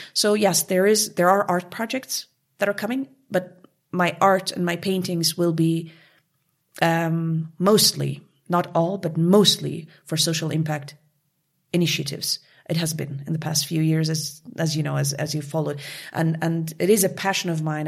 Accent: Montreal, Quebec, Canada; moved away as an adult; also born or lived in Kabul, Afghanistan; now in Munich, Germany; I came from from Canada, from Montreal, La Belle Ville de Montréal. I grew up there

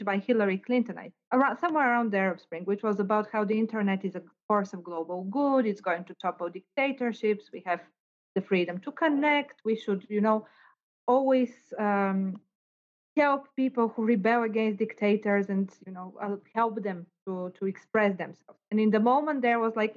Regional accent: Bulgaria; now in Cambridge, United Kingdom; in Bulgaria, where I come from

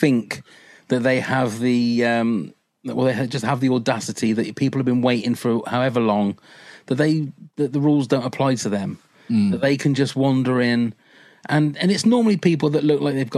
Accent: United Kingdom; being British

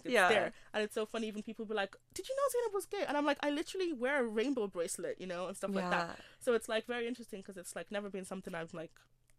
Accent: Nigeria; I love my culture. I love being Nigerian.

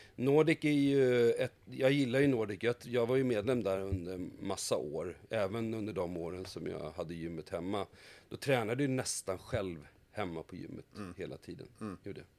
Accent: Haninge, Stockholm County, Sweden; är född och uppvuxen ute i Haninge

